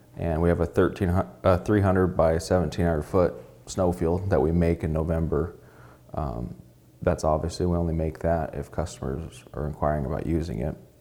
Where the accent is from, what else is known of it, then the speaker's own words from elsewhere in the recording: Alaska, United States; being born and raised in Alaska